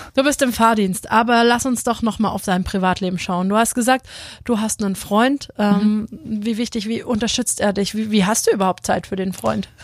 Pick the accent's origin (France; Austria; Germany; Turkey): France; Paris, Île-de-France; in meiner Geburtsstadt in Paris